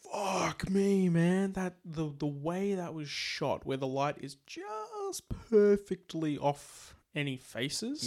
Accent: Australia; we're Australian

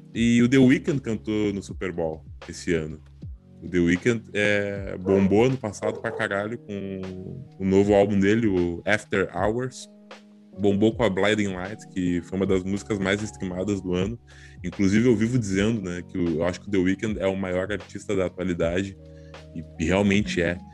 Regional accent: Porto Alegre, Rio Grande do Sul, Brazil; nós, nós somos de Porto Alegre

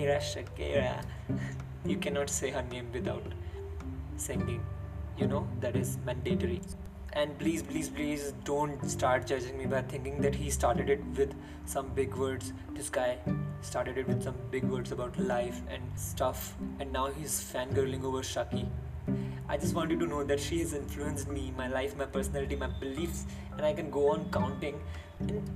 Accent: Meerut, Uttar Pradesh, India; English is a second language; I'm from Meerut, which is a city in Uttar Pradesh, India. And I want you all to know that English is not my first language

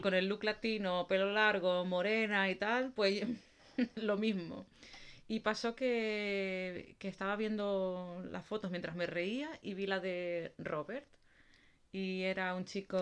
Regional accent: Canary Islands, Spain; now in Netherlands; Ni soy de aquí, ni soy de Canarias tampoco

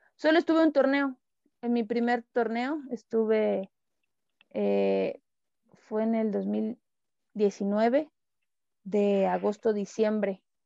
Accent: Emiliano Zapata, Tabasco, Mexico; moved away; also born or lived in Cancún; yo nací en Tabasco, en un pueblito se llama Emiliano Zapata

